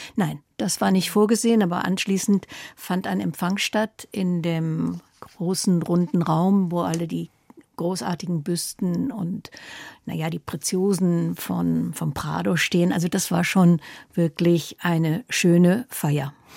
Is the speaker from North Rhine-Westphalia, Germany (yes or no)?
yes; Recklinghausen, North Rhine-Westphalia, Germany; moved away as an adult; also born or lived in Mülheim an der Ruhr / Barcelona; Und so blieb ich bis zu meinem 14. Lebensjahr bei ihnen in Recklinghausen